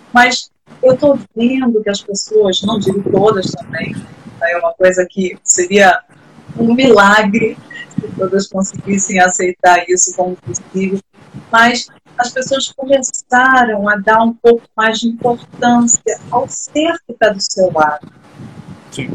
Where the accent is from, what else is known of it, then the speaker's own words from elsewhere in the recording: Rio de Janeiro, Brazil; Eu sou do Rio de Janeiro